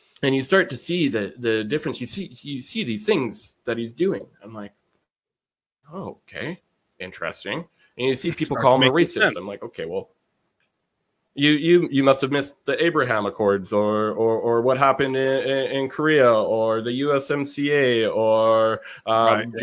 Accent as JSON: {"language": "English", "country": "Canada", "said": "I am a Canadian"}